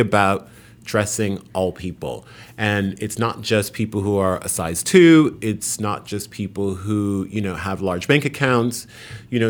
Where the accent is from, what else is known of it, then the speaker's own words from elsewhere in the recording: New York City, New York, United States; also born or lived in Haiti; I grew up in a Haitian family in New York, in Queens.